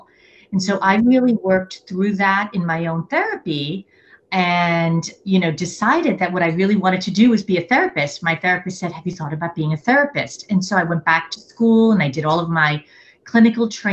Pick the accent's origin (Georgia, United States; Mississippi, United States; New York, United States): New York, United States; New York City; I am originally a New Yorker, a born and raised New Yorker, coming from an immigrant family